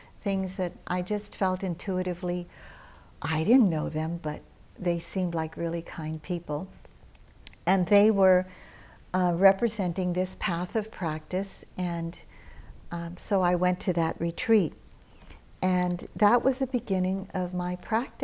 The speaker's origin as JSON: {"language": "English", "country": "United States", "tie": "born or raised there", "also_born_or_lived": "Philippines", "said": "I had just arrived from living in the Philippines, where I was born. And I was raised in America"}